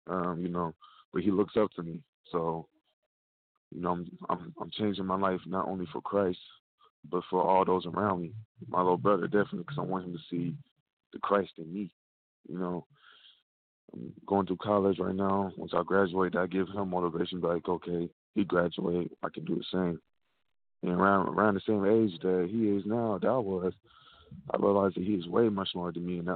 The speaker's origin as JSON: {"language": "English", "town": "Dayton", "region": "Ohio", "country": "United States", "tie": "born or raised there"}